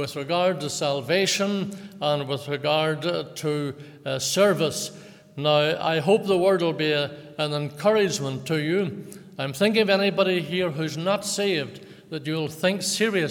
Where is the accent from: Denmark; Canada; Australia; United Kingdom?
United Kingdom; Lisburn, Northern Ireland; I was born in Lagan Valley Hospital in Lisburn in 1936